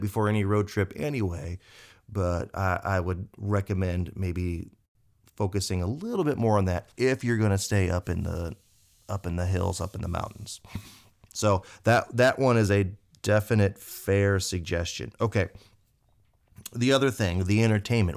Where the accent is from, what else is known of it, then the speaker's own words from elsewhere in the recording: Indiana, United States; we're from Indiana